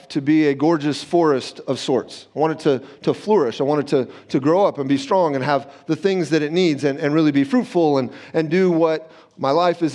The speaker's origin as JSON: {"language": "English", "region": "Southern California", "country": "United States", "tie": "born or raised there", "said": "I grew up in Southern California"}